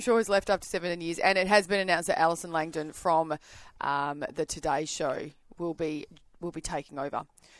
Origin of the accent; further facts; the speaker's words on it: Australia; We're Aussie